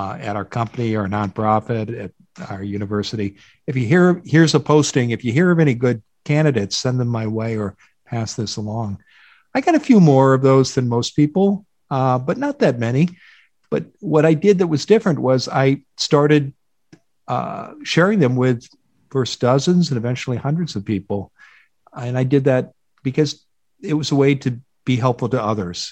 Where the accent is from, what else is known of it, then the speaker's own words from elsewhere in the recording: Iowa, United States; moved away as an adult; also born or lived in Boston; now in Pacific Northwest, United States; I grew up in the Midwest in a state here called Iowa, about 3 hours west of Chicago, and lived there for the first two decades of my life.